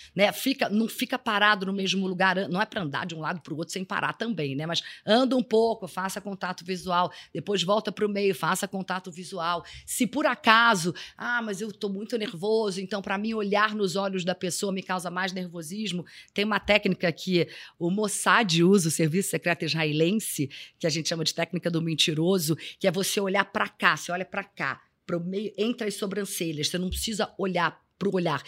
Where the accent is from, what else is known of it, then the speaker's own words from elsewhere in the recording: Rio de Janeiro, Brazil; eu sou carioca